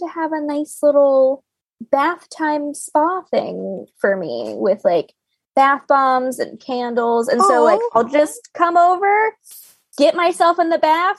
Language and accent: English; Florida, United States; You don't have to explain to me what humidity is like. I am from Florida.